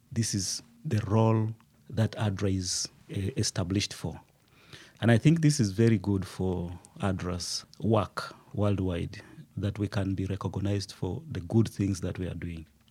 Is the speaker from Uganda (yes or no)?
yes; Uganda; moved away as an adult; also born or lived in Liberia; now in Rwanda; I grew up in Uganda. I was born in Uganda, studied in Uganda